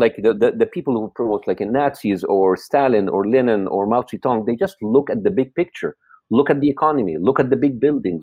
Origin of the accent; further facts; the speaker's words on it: Egypt; English is a second language; moved away as an adult; now in United States; I come from the Arab world